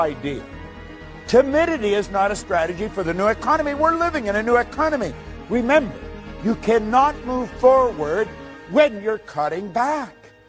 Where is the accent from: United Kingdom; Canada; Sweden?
Canada; Northern Ontario; I was raised in Northern Ontario.